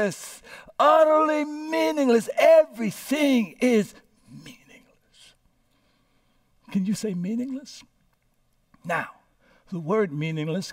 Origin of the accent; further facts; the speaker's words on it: Louisiana, United States; now in San Francisco, United States; I was born here in San Francisco, landed in Louisiana in the home of Reverend Clarence Berry and Ola Batcher Berry, who informally adopted me